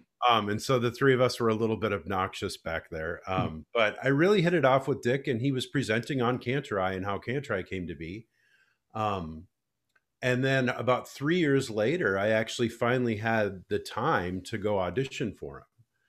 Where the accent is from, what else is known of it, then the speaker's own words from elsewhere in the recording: Alexandria, Minnesota, United States; moved away; I grew up in Alexandria.